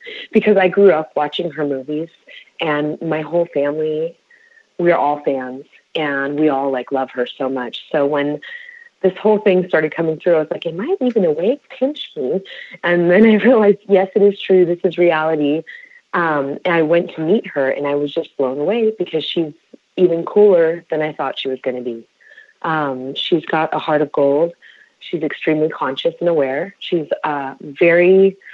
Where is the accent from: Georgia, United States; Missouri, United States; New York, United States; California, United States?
California, United States; Bay Area; I was born and raised in the Bay Area